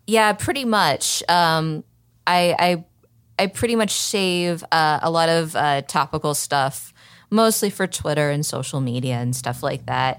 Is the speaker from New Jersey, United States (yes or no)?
no; Oklahoma City, Oklahoma, United States; accent: Southern (not strong); now in Arizona, United States; I'm from Oklahoma City, so I don't really have that much of a, a Southern accent